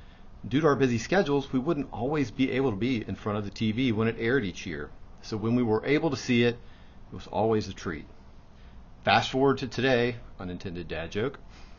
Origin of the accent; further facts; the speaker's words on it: United States; a member here at Roswell Presbyterian Church. Just like most young boys growing up in America in the 1980s